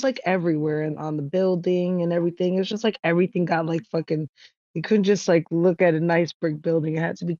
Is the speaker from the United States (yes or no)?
yes; New York City, New York, United States; So like I grew up in New York City and there was like graffiti everywhere. I grew up in Jackson Heights